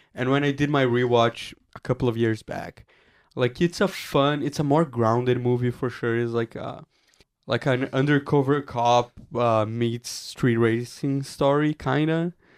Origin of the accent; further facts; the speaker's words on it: Brazil; moved away; my home country of Brazil